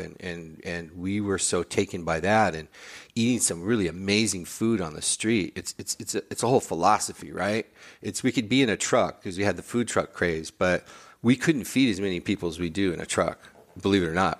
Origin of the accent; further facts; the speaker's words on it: Highland Park, United States; I grew up in Highland Park. I was born a mile away from where our pop-up is